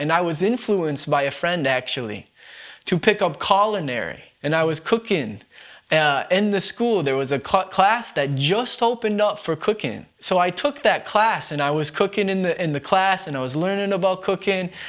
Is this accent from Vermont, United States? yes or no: yes; Bennington, Vermont, United States; I was born and raised here in Bennington, Vermont